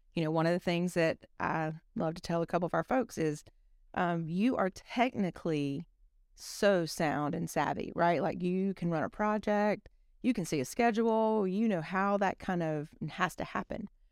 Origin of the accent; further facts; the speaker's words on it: South Alabama, United States; I'm from South Alabama